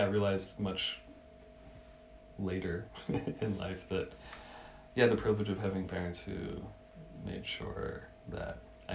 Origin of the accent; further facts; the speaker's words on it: Massachusetts, United States; moved away as an adult; also born or lived in Santa Cruz; now in Berlin, Germany; where I grew up in Massachusetts